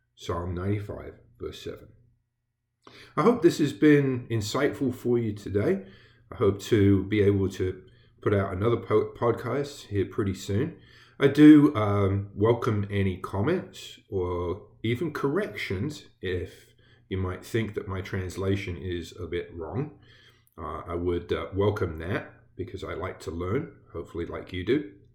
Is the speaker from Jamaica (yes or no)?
no; England, United Kingdom; moved away as an adult; I did grow up in England. I was born there, and I grew up in England.